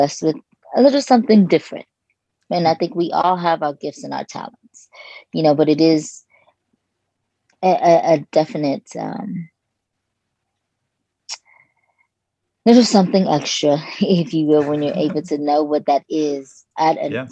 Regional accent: Los Angeles, California, United States; also born or lived in Kentucky; So I was born in Kentucky, and I lived there until I was 8. Okay. And then, yes, we moved to Los Angeles

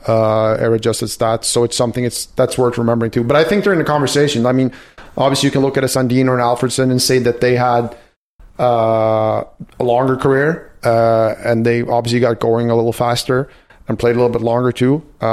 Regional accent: Västernorrland County, Sweden; my hometown, it's 30,000 people, and we have Forsberg and Naslund and Hedman and the Sedins coming out of there.

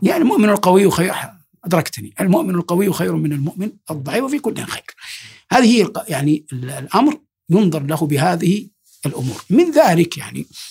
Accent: Saudi Arabia; بلادنا المملكة العربية السعودية

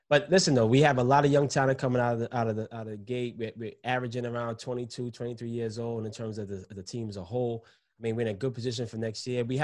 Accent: New York City, New York, United States; But I'm, I'm from New York City, baby. I'm built for that.

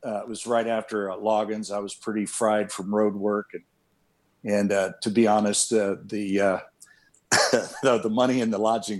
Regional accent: Columbus, Ohio, United States; now in California, United States; I'm originally from Columbus, Ohio.

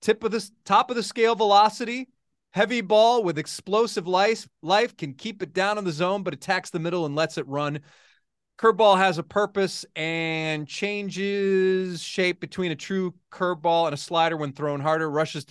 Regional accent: Syracuse, New York, United States; moved away; I also grew up in Syracuse, New York

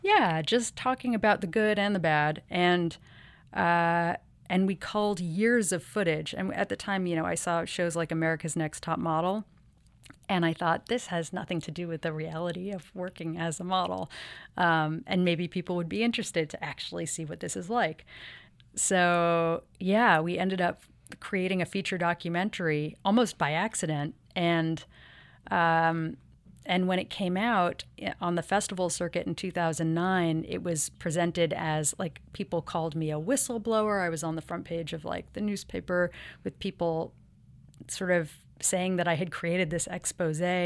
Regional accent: New York City, New York, United States; I grew up here in New York City

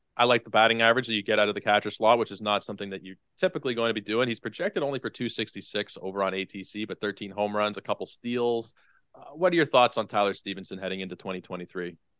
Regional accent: Canada; as a Canadian

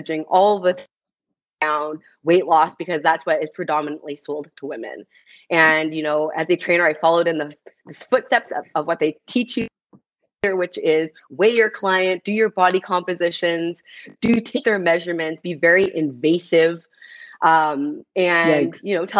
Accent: Canada; first language English; also born or lived in United States; now in Vancouver, Canada; being Canadian, being in the US

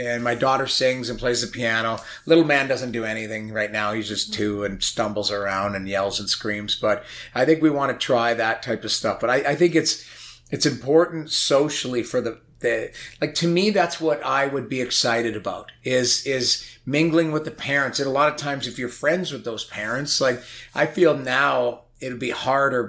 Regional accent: St. Albert, Alberta, Canada; also born or lived in Edmonton; I grew up in St. Albert, Alberta

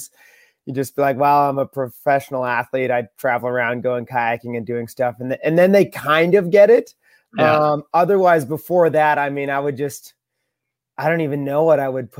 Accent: Beachburg, Ontario, Canada; now in Rock Island, United States; I grew up in the Ottawa Valley in a really small town called Beechburg, Ontario, beside the Ottawa River, up in Canada

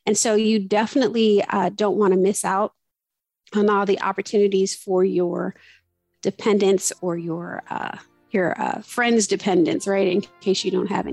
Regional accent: Chicago, Illinois, United States; I grew up really in Chicago, like literally the south side of Chicago.

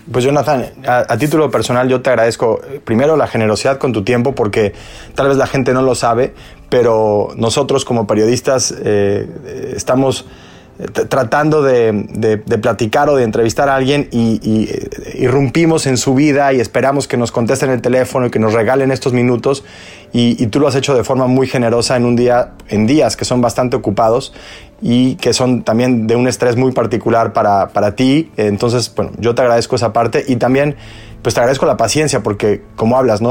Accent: Mexico; now in United States; vengo de México

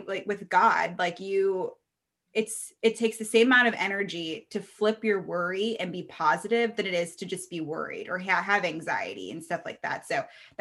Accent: Reno, Nevada, United States; I'm from Reno, it's a small town.

